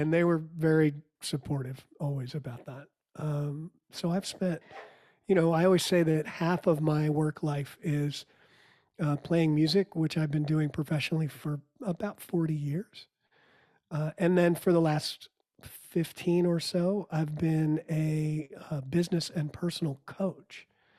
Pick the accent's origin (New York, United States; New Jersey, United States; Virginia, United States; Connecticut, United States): New York, United States; I actually didn't grow up in Texas. I grew up outside of New York City and moved around a whole lot. My parents were from Texas or lived in Texas before I was born.